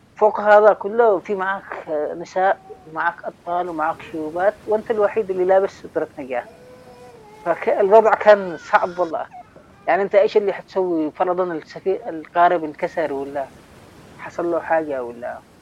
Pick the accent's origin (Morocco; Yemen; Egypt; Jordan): Yemen; Sanaa, Amanat Al Asimah; moved away; also born or lived in Taiz, Yemen; صحفي من اليمن من تعز عشت حياتي كلها في داخل صنعاء فأعتبر نفسي أن أنا من صنعاء مش من تعز